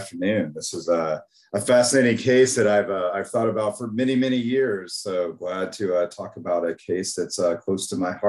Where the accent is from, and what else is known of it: East Texas, United States; born or raised there